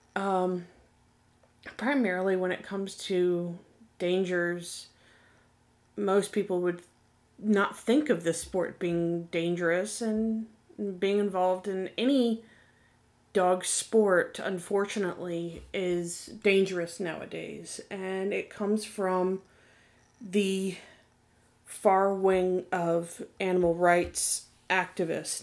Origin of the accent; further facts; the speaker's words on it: Virginia Beach, Virginia, United States; I'm from the Virginia Beach and Tidewater area. So as a child, I knew and was familiar with PETA.